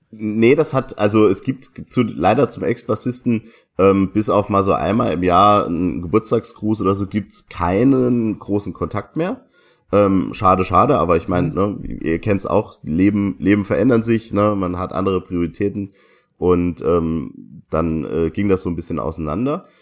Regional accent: Saarland, Germany; das Stigma, das wir Saarländer haben

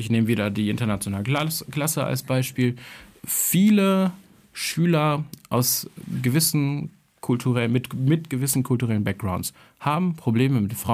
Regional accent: Kosovo; ich als Kosovare, der jetzt irgendwie sich nicht als besonders nationalstolz, sondern eher als tolerant bezeichnen würde

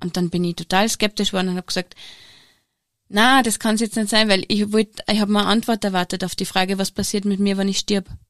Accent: Steyr, Upper Austria, Austria; ich bin Zahnärztin und ich komme aus Steyr

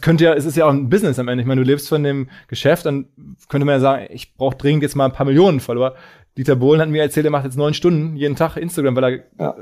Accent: Germany; als Deutscher

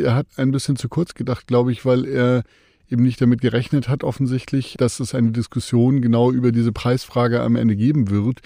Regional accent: Germany; bei uns in Deutschland

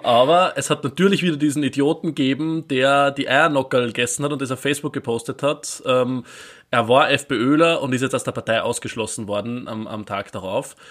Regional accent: Vöcklabruck, Upper Austria, Austria; mit zwölf Jahren den Fanclub des FC Vöcklerbrucks, meine Heimatstadt, gegründet.

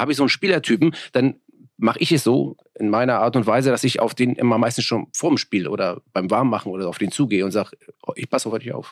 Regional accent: Hamburg, Germany; also born or lived in Bergedorf; Ich bin ja selber in Hamburg-Mörnsberg aufgewachsen, ähm, geboren in Bergedorf.

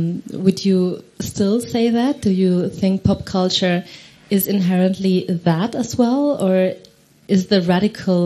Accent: Spain; I'm from Spain

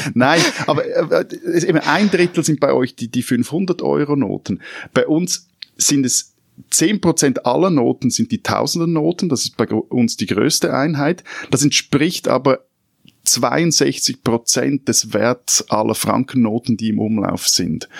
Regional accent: Switzerland; Als Schweizer

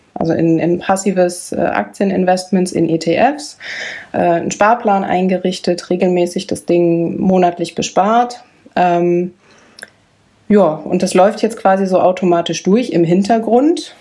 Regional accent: Bielefeld, North Rhine-Westphalia, Germany; wir sind geboren in Bielefeld

